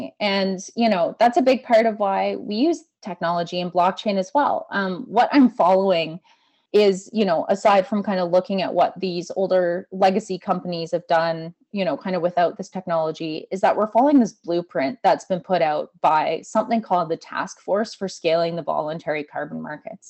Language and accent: English; Calgary, Alberta, Canada; moved away as an adult; also born or lived in Australia; now in Nova Scotia, Canada; I grew up in Alberta. I was mind blown when I came to Nova Scotia